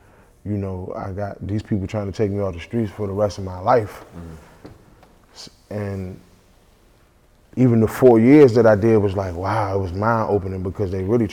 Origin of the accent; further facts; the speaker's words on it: Washington, District of Columbia, United States; I'm from the Northeast section of DC